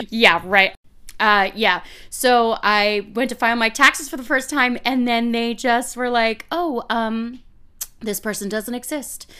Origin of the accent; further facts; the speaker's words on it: Massachusetts, United States; I was born in Massachusetts